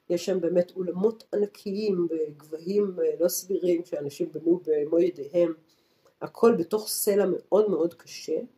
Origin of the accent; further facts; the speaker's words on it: Tel Aviv, Tel Aviv District, Israel; מתל אביב בתור תל אביבית, לעלות לערים של ירושלים